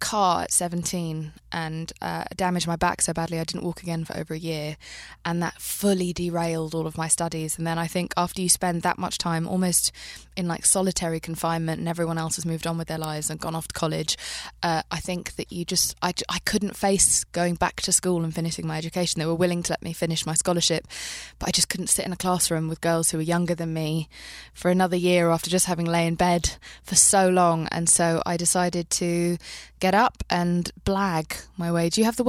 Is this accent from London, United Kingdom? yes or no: yes; London, United Kingdom; also born or lived in Marbella, Spain / Pakistan; I grew up in London and Spain.